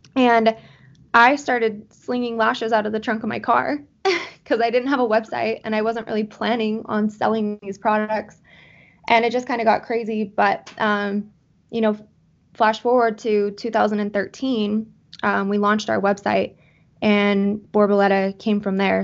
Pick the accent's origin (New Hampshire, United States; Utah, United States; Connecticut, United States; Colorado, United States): Utah, United States; Salt Lake City; I am from Salt Lake City, Utah